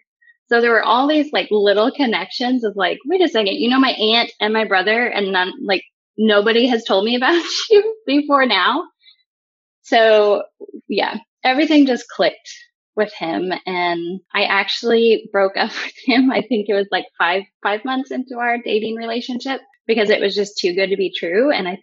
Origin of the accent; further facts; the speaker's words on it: Oklahoma, United States; I grew up in a Christian home. We were in, I'd say Oklahoma is my home, my hometown. We moved around a lot, but kind of landed in Oklahoma the longest. So I claim that one.